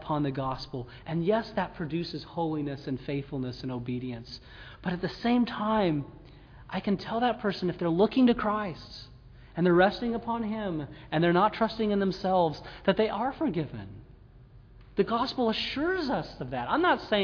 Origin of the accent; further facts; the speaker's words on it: Mississippi, United States; We're from Mississippi